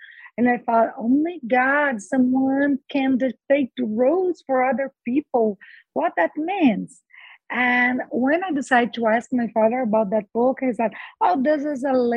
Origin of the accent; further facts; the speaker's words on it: Brazil; English is a second language; I was born and raised in Brazil, and I've been a lawyer for 31 years